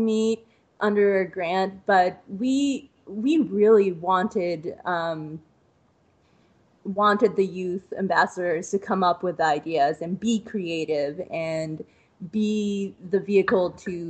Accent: East Coast, United States; moved away as an adult; now in Ohio, United States; I'm originally from the East Coast

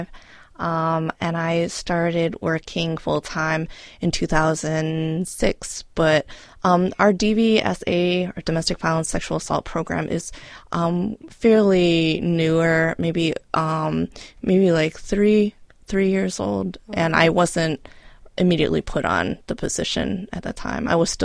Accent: Cleveland, Ohio, United States; also born or lived in Kowloon, Hong Kong; I was born in Hong Kong. Oh, wow. But I was raised in this area

